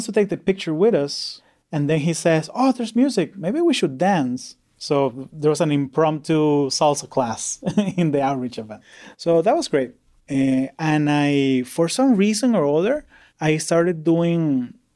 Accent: Orlando, Florida, United States; I grew up in Orlando, Florida

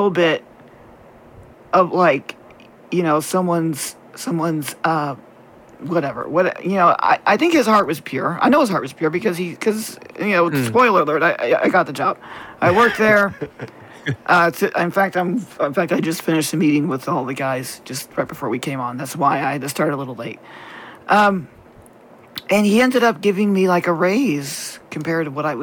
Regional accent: the South, United States; we were raised in the South

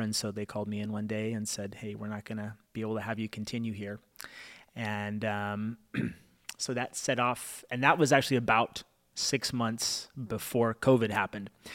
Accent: Fremont, California, United States; also born or lived in Oakland, United States / Davis, United States / Benicia, United States; I was born in Oakland. I moved to Fremont. I went to school in Davis, which is like an hour and a half away, which is like the furthest I've ever lived away

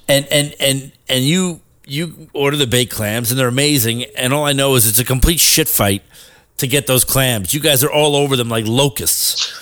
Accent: New York, United States; as a New Yorker

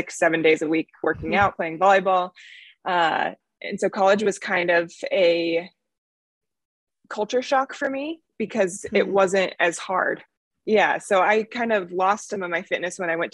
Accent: Arvada, Colorado, United States; I grew up in Arvada, Colorado.

